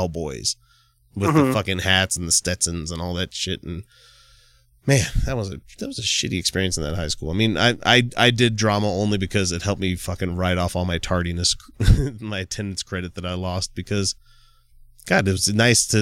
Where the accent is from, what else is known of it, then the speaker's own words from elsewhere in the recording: Utah, United States; also born or lived in Clearfield, Utah / Roy, Utah / Plain City, Utah; Plain City, Utah? I lived in Clearfield and I drove like 15 miles to go to high school because I didn't tell them that I moved from Roy.